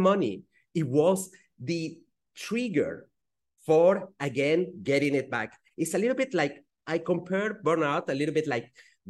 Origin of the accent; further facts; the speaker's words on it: Switzerland; first language Spanish; English is a second language; I do speak French because I grew up in Switzerland. And I then Spanish because that's my mother tongue, even though I don't practice it enough.